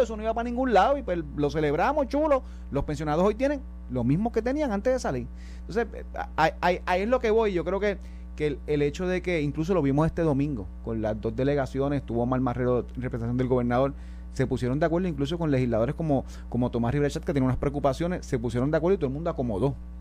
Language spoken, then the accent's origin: Spanish; Puerto Rico; Nosotros como jurisdicción, como puertorriqueños